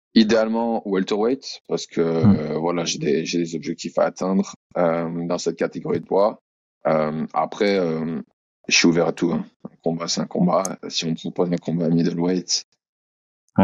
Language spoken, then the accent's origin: French; France; moved away as an adult; also born or lived in Australia; now in Auckland, New Zealand; Et je suis français, bien sûr.